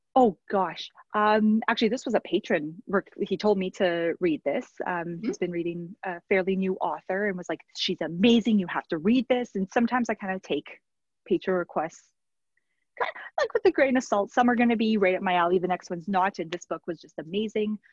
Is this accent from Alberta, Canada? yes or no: yes; Red Deer, Alberta, Canada; I'm from Red Deer originally.